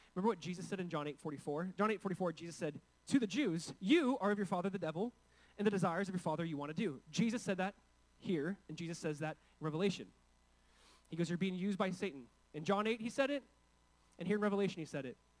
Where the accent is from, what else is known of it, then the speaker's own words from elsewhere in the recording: California, United States; I come from California. I come from a state where there's essentially forced speech happening